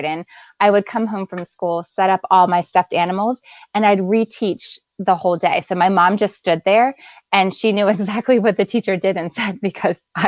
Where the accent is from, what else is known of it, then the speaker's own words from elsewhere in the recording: Delaware, United States; also born or lived in Lancaster, Pennsylvania; in fourth grade, I moved to Delaware. So then I grew up the rest of the time in Delaware.